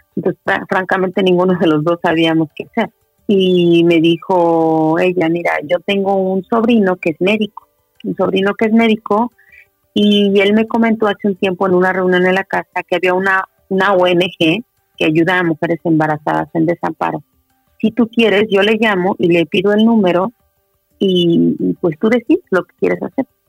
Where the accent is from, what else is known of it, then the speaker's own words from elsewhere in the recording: Mexico; moved away as an adult; now in Santiago, Chile; soy mexicana, eh, actualmente vivo en Santiago de Chile